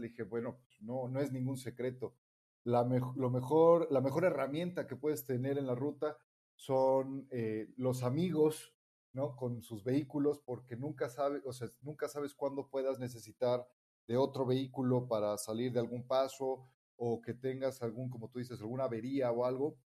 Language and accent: Spanish; Mexico; yo soy mexicano